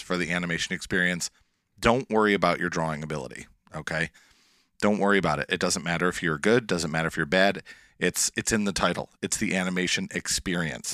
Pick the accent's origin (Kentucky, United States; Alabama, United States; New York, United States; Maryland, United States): New York, United States; Erie Canal, Western; I grew up on the Erie Canal, uh, here in Western New York